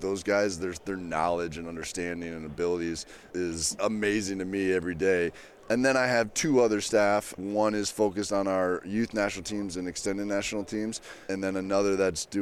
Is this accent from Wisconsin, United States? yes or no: yes; Green Bay, Wisconsin, United States; moved away; I grew up in Green Bay and I was a 15-year-old